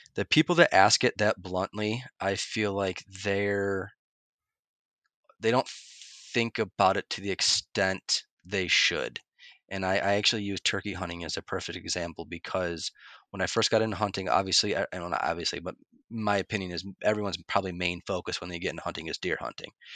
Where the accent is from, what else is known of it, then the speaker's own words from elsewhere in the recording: upstate New York, United States; also born or lived in Phoenix, Arizona; it's where my ties are, it's where my roots are, it's where all my friends and family, you know, are from